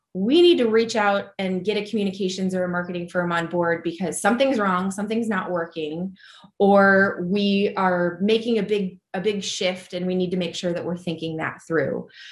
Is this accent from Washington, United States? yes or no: no; Dayton, Ohio, United States; moved away as an adult; also born or lived in New York City / Columbus, Ohio; I am an Ohio native at heart. I grew up in Dayton